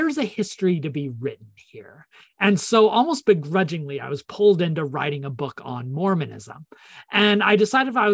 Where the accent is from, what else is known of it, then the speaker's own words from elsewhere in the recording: New Mexico, United States; moved away as an adult; also born or lived in Idaho / Edinburgh, United Kingdom / Cambridge, United Kingdom; now in Texas, United States; I was born in Idaho, raised mostly in New Mexico.